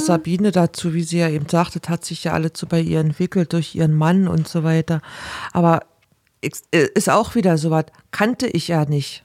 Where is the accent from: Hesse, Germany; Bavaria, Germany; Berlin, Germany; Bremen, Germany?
Berlin, Germany; moved away; bei uns in Berlin